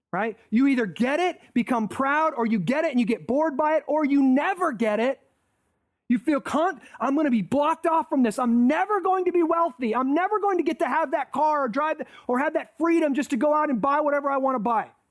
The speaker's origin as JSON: {"language": "English", "country": "United States", "said": "I'm thankful for being American."}